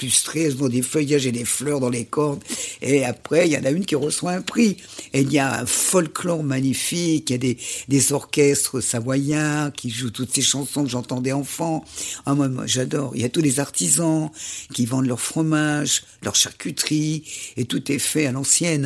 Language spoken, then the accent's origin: French; Châtel, Auvergne-Rhône-Alpes, France; chez nous, à Châtel, dans l'arrière-pays